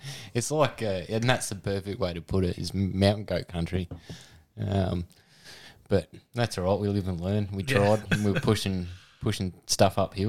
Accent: Adelaide, South Australia, Australia; And Radelaide. {S0} Radelaide? {S1} Yeah, good old {S0} Born and bred. {S1} Yeah. Unfortunately.

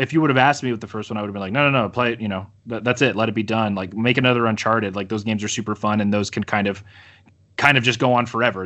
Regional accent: United States; I'm so American.

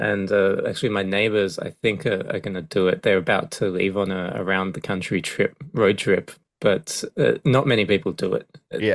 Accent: Australia; You know, people don't believe that I'm Australian. I think my accent's a little too international.

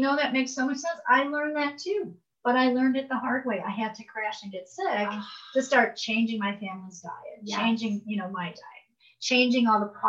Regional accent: Chicago, Illinois, United States; now in Taos, United States; Because I'm from Chicago, moved to Taos, New Mexico

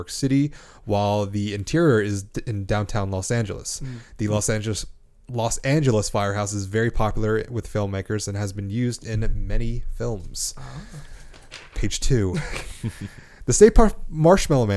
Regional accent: Canada; I'm Canadian.

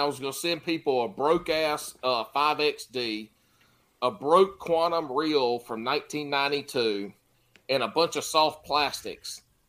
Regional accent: the Carolinas, United States; I'm from the Carolinas.

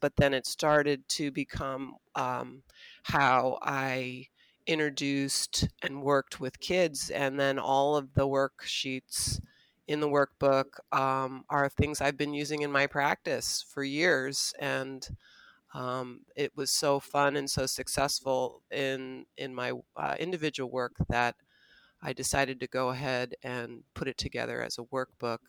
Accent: California, United States; moved away as an adult; now in South Bend, United States; I actually am a transplant here to the South Bend area. I grew up in California

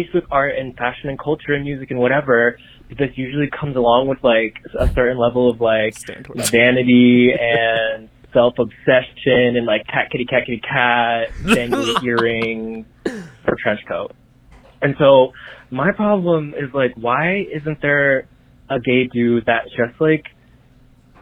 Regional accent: New York City, New York, United States; moved away as an adult; I just moved back to my hometown of New York City after 7 years of living abroad

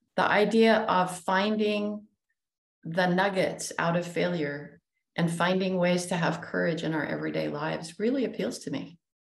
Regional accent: Utah, United States; we grew up in Utah

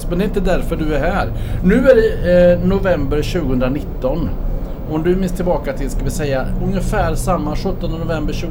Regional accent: Åmål, Västra Götaland, Sweden; accent: Värmland dialect; Jag kommer från Ömmål.

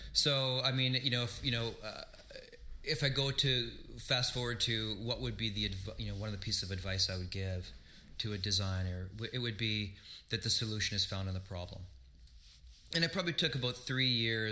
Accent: Flin Flon, Manitoba, Canada; now in Winnipeg, Canada; I grew up in Flin Flon, we had one channel

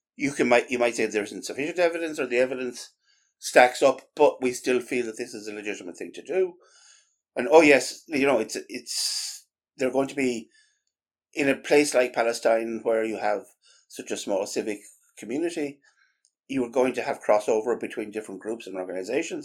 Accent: Ireland; an Irish Catholic

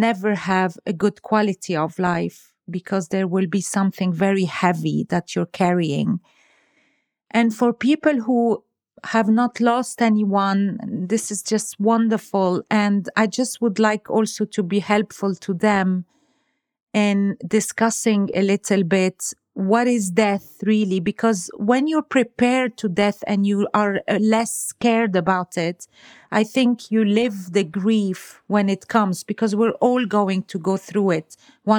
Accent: Lebanon; moved away; I come from Lebanon

